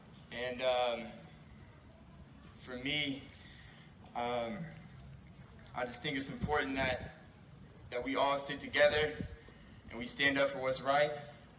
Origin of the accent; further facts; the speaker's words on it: Norman, Oklahoma, United States; I grew up here in Norman. Everywhere I go, I try to represent this city as best as I can.